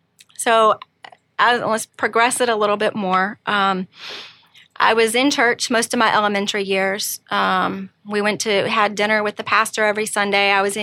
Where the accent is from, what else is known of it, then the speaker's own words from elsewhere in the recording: Missouri, United States; born there; I'm 47 and I was born in Missouri, but moved all over the place. Went to 7 different schools, so I was never deeply rooted in any one place for any length of time.